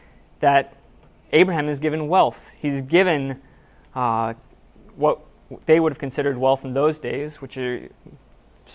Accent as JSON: {"language": "English", "town": "Seattle", "region": "Washington", "country": "United States", "said": "I'm from Seattle. I went to college there"}